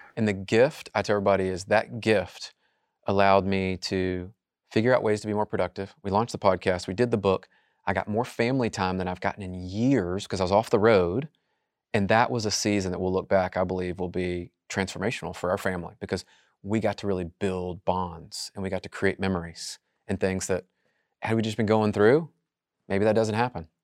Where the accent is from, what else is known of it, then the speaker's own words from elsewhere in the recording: Memphis, Tennessee, United States; I'm just from Memphis.